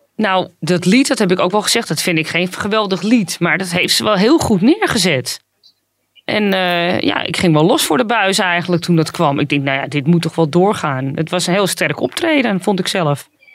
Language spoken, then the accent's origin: Dutch; Netherlands; mij als, als Nederlandse